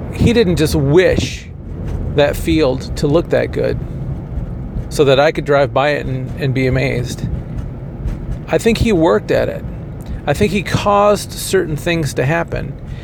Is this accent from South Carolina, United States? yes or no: no; Kalamazoo, Michigan, United States; moved away; also born or lived in Indiana; I had to commute to my hometown of Kalamazoo every day from Indiana